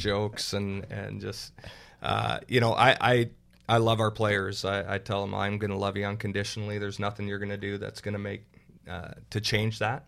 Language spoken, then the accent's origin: English; Burlington, Ontario, Canada; moved away as an adult; now in Minnesota, United States; grew up in Burlington